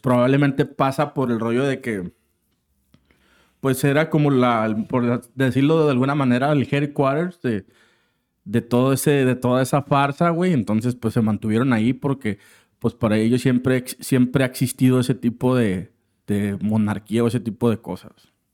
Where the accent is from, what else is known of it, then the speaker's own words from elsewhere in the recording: Mexico; como latinos, o bueno, al menos la parte de México